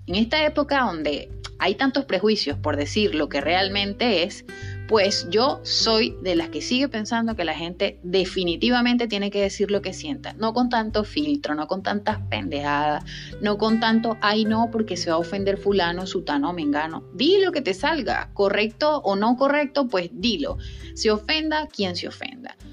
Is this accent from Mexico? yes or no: no; Venezuela; la sacó de mi país, la sacó de Venezuela